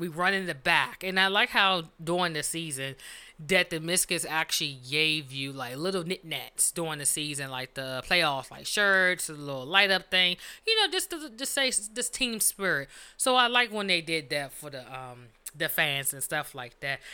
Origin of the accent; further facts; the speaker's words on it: Washington, District of Columbia, United States; We are from Washington D.C.